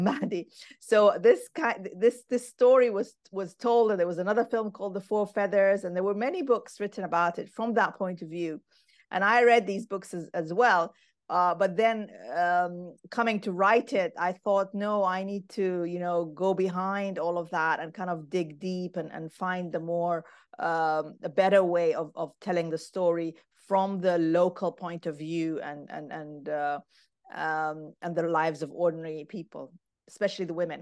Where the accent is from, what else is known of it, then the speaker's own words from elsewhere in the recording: Khartoum, Sudan; now in Aberdeen, United Kingdom; I grew up in Khartoum, Sudan